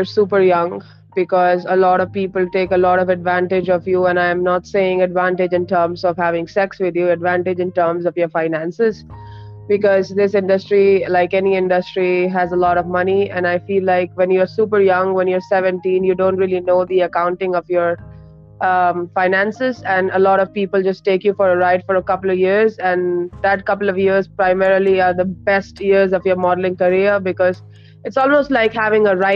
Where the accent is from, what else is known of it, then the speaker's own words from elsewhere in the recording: New Delhi, Delhi, India; moved away as an adult; also born or lived in New York; we were born and brought up in New Delhi